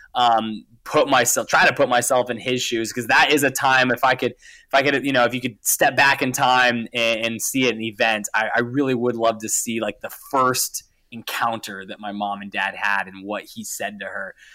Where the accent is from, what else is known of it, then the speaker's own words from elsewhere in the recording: Montana, United States; I grew up in Montana and I grew up in a very kind of adventure outdoors family.